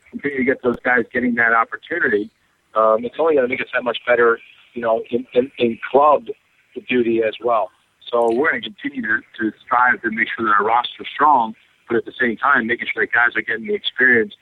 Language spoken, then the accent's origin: English; United States; I was the first, American-born player to play in first division in Europe